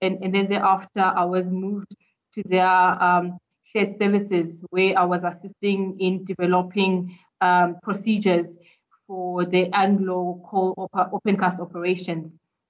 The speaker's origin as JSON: {"language": "English", "town": "Durban", "region": "KwaZulu-Natal", "country": "South Africa", "said": "So, I'm a typical girl from Durban."}